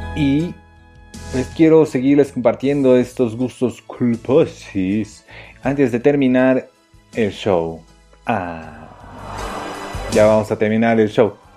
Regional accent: Mexico; somos mexicanos

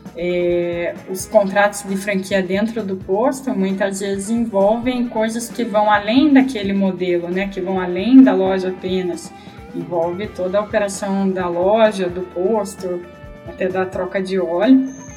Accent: Brazil; nós que somos brasileiros

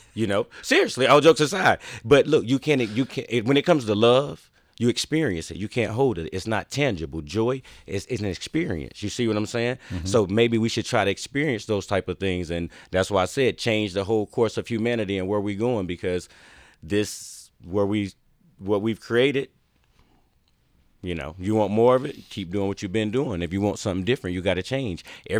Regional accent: the South, United States; Like I said, I grew up in the South.

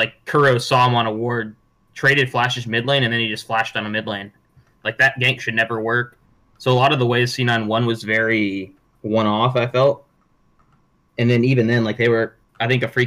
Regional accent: United States; now in Korea; I'm from America

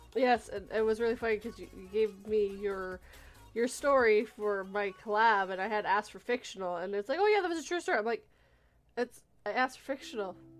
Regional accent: Vancouver, British Columbia, Canada; moved away; I'm originally from the West Coast, the Vancouver area

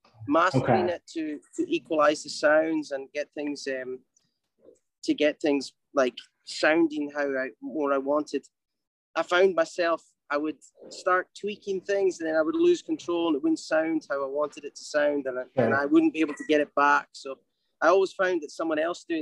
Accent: Highlands of Scotland, United Kingdom; now in Los Angeles, United States; my growing up in Scotland, where I'm from, the Highlands of Scotland.

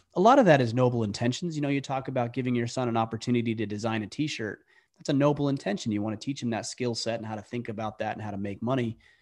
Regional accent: Utah, United States; moved away as an adult; now in Maine, United States; I grew up primarily in Utah.

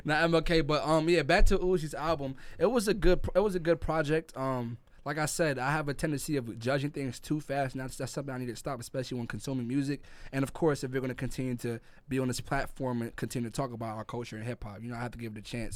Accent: New York City, New York, United States; moved away; also born or lived in Jamaica; I'm from Brooklyn, New York, Crown Heights

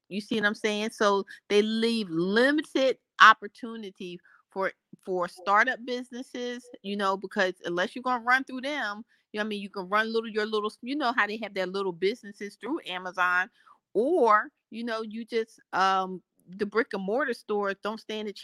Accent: the North, United States; I'm from the North

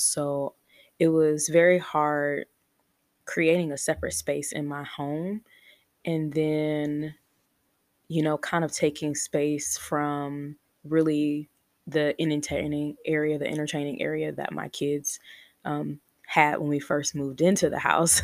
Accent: Chicago, Illinois, United States; now in Texas, United States; we currently live in Texas. We're originally from Chicago, but we currently live in Texas

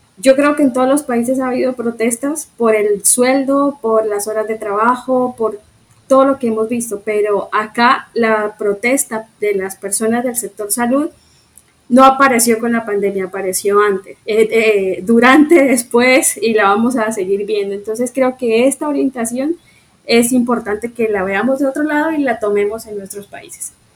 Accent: Colombia; como sociedad colombiana

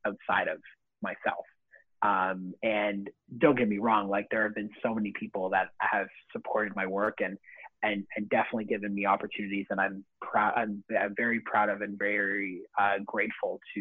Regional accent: Vaughan, Ontario, Canada; also born or lived in Toronto; I didn't grow up in Toronto. I grew up in Vaughan. So that's a small city just north of Toronto

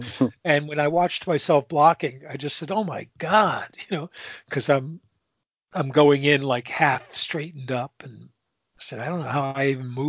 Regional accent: New England, United States; because I'm from New England and the Patriots

